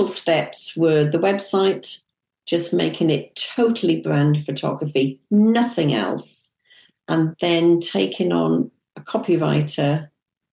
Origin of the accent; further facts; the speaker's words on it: England, United Kingdom; also born or lived in Kuwait; I'm from England